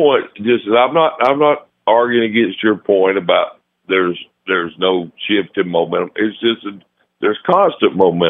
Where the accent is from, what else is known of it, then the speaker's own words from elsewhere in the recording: Gadsden, Alabama, United States; Talked about guys from my hometown of Gadsden, Alabama, that he played for.